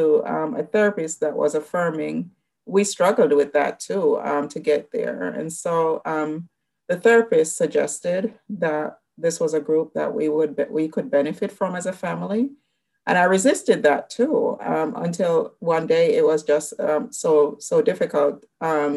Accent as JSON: {"language": "English", "country": "Jamaica", "moved": "yes", "said": "I'm originally from Jamaica, West Indies"}